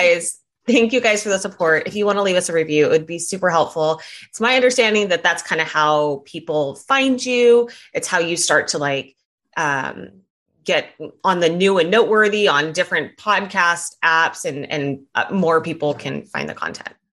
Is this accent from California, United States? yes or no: yes; California, United States; I'm from California